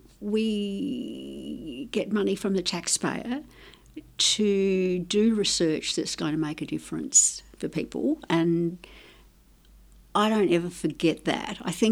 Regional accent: Tuscany, Italy; born there; My background's Italian, so I was born in Italy, in Tuscany, actually.

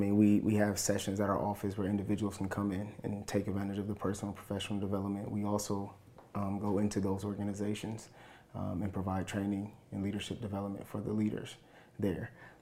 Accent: Fort Wayne, Indiana, United States; This is my wife … And as you mentioned, we are born and raised in Southeast Fort Wayne.

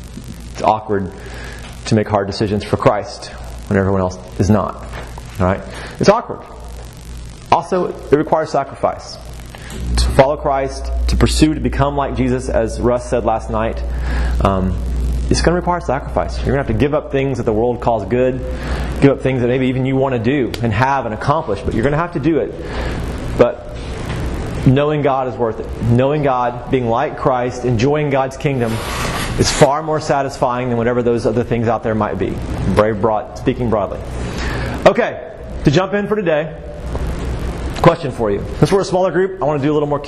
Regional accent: Waco, Texas, United States; also born or lived in Augusta, Georgia; I'm from Waco, Texas. And I'm a proud Texan, through and through.

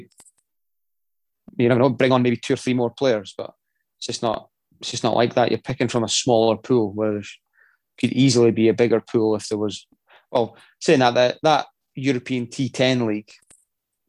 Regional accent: Scotland, United Kingdom

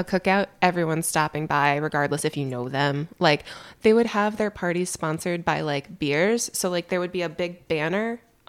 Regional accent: Charleston, South Carolina, United States; born there; I was born in Charleston, South Carolina. I don't remember it. We moved to...

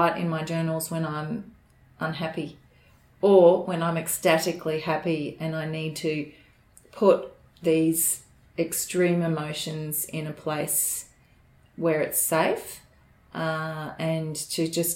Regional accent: Brisbane, Queensland, Australia; I grew up in Brisbane, all over Brisbane at times

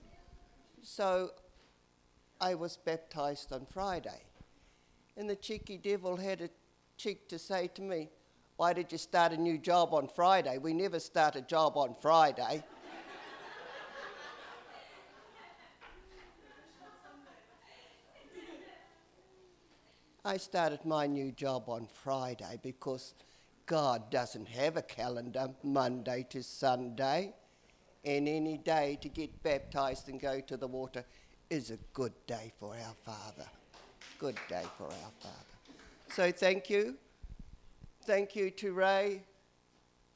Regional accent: New Zealand; moved away; also born or lived in South Island / Auckland; I grew up in the Coomera Patch

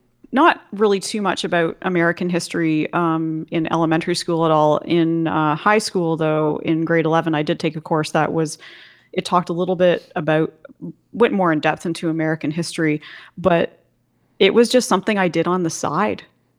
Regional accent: Goderich, Ontario, Canada; My hometown of Goderich is directly across the lake from Michigan

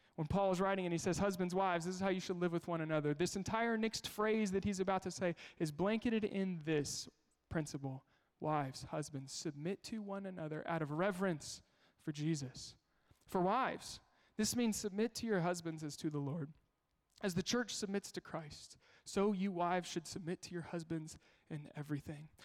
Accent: Kansas, United States; I'm from Kansas

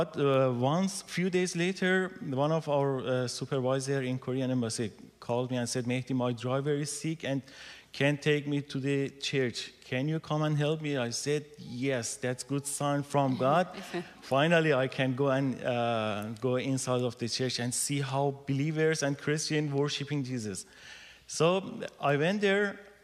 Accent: Tehran, Tehran Province, Iran; first language Persian; English is a second language; moved away as an adult; also born or lived in Kermanshah; I was born in 1979 in Muslim family in Tehran.

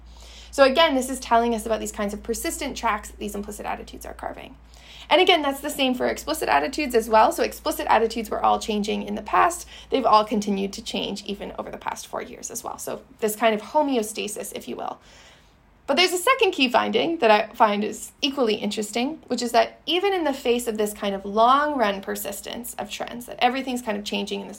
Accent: Canada; I'm Canadian

